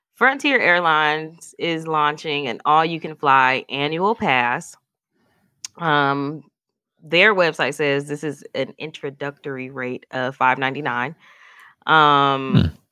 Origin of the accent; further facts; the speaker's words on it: Milwaukee, Wisconsin, United States; we're all from Milwaukee